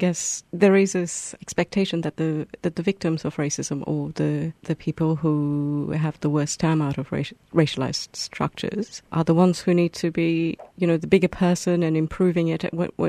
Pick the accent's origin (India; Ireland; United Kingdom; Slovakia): India; As an Indian woman, I occasionally encounter what you gave as the first example